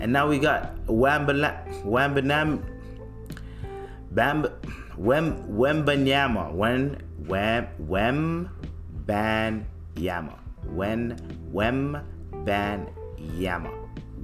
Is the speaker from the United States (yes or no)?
no; Toronto, Ontario, Canada; I'm from Toronto, that's my home team